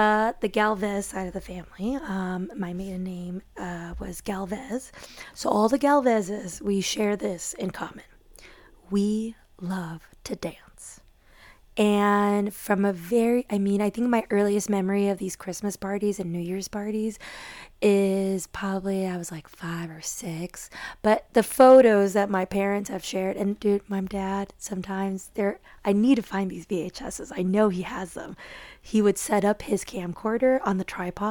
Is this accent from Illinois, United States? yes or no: yes; Chicago, Illinois, United States; I grew up in Chicago with most of my dad's side of the family being closest to us